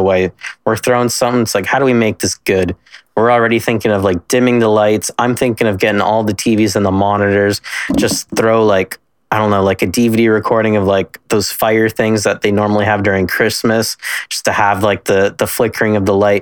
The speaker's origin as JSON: {"language": "English", "country": "Canada", "said": "I am Canadian, so I had the full Reboot experience on YTV"}